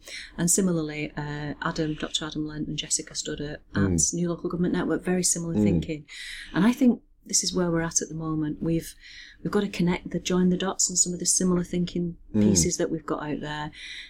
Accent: Bolton, North West England, United Kingdom; I'm from Bolton, still live in Bolton.

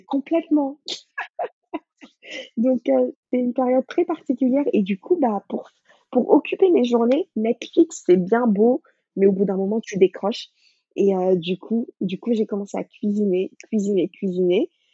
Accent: Dakar, Senegal; moved away as an adult; also born or lived in Paris region, France; now in France; Moi, je suis née à Dakar, j'ai grandi là-bas, j'ai fait l'école là-bas.

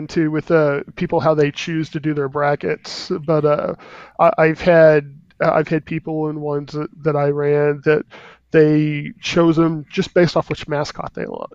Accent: Texas, United States; I'm from Texas, and even though I don't actually live in Dallas

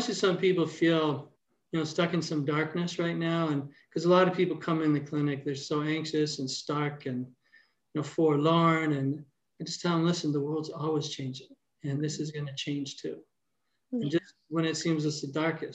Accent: Toronto, Ontario, Canada; moved away as an adult; also born or lived in Brampton / Port Credit; now in Hamilton, Canada; I grew up in Toronto

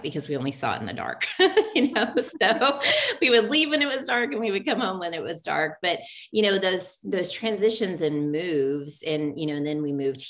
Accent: Oklahoma, United States; also born or lived in Tulsa, Oklahoma; I grew up in Oklahoma and really small town, Oklahoma, grew up with a younger sister and a younger brother

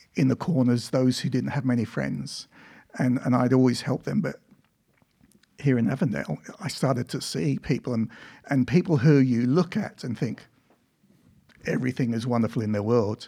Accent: Ipswich, East of England, United Kingdom; also born or lived in Africa / Victoria, Australia; now in Australia; I was born in England, and that's where I lived for the first twelve years of my life

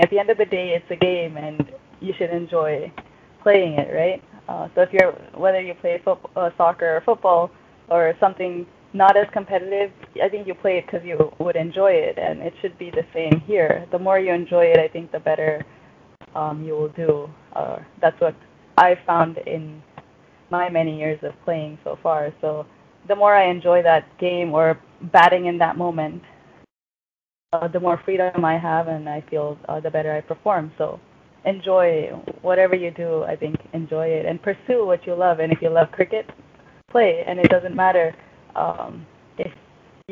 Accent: United States; for us as American cricketers

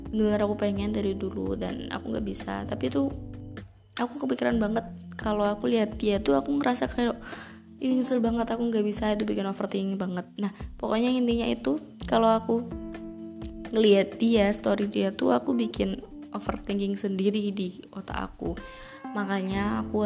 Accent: Java, Indonesia; kayak gue orang Jawa guys gak cocok bilang lo

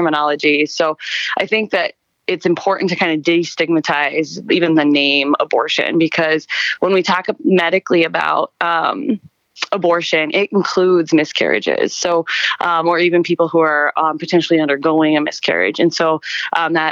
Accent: Montana, United States; moved away as an adult; also born or lived in Wisconsin; now in Oregon, United States; I'm originally from Montana

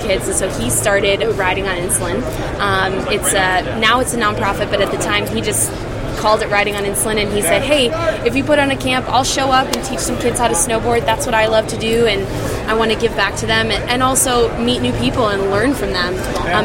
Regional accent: Midwest, United States; also born or lived in Utah; now in Whitefish, United States; I'm from the Midwest

